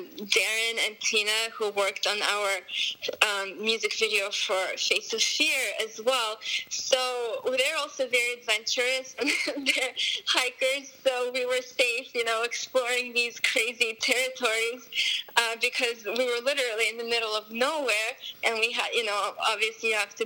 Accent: Moscow, Russia; also born or lived in Armenia; now in United States; I was born in Armenia, then my family moved to Moscow, Russia, then we moved to the U.S. So when I was in Russia, like since I was 4, I was playing classical piano.

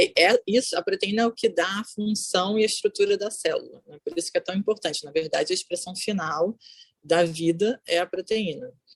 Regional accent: Rio de Janeiro, Brazil; moved away as an adult; also born or lived in São Paulo, Brazil / Bogotá, Colombia; now in Netherlands; Sou carioca, mas morei em São Paulo.

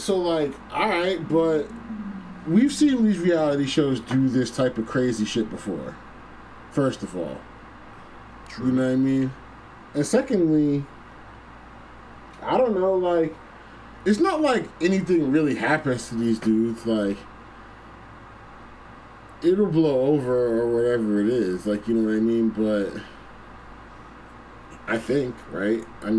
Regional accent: East Coast, United States; I'm from the East Ass Coast, bruh. I'm from the East Ass Coast

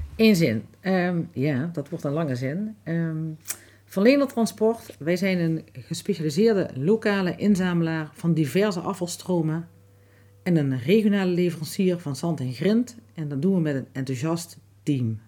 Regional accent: Grubbenvorst, Limburg, Netherlands; also born or lived in Lottum / Broekhuizenvorst; Ik ben eh, geboren in Lottum, getogen in Grubbevorst en inmiddels alweer heel veel jaren ehm, woon ik in uh, Broekhuizenvorst.

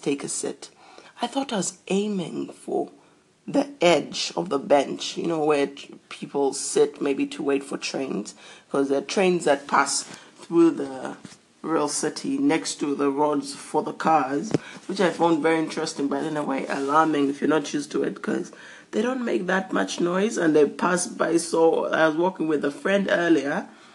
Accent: South Africa; I'm from South Africa

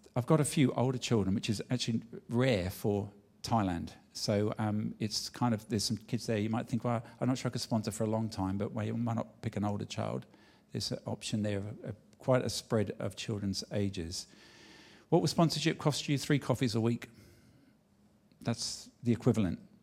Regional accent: London, United Kingdom; moved away; I was born in England

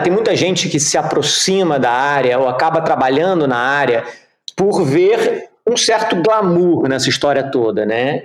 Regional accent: Rio de Janeiro, Brazil; moved away; also born or lived in Geneva / Curitiba; Eu sou carioca, eu cresci no Rio de Janeiro

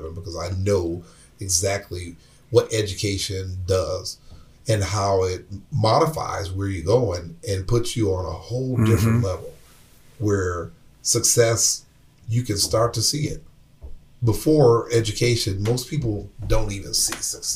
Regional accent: Flint, Michigan, United States; I'm from Flint.

